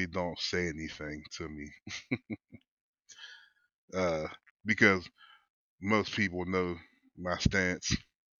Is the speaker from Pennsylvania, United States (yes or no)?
yes; Wilkinsburg, Pennsylvania, United States; I grew up in Wilkesburg, Pennsylvania, which is a low-income community